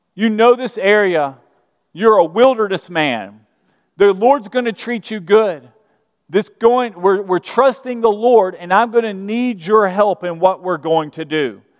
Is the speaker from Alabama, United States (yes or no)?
yes; Birmingham, Alabama, United States; moved away; I'm from Birmingham, Alabama. And, uh, I grew up Southern Baptist, and in Birmingham